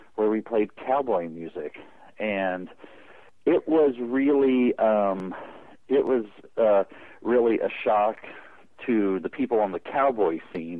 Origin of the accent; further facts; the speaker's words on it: Carlsbad, California, United States; I grew up in Carlsbad, California.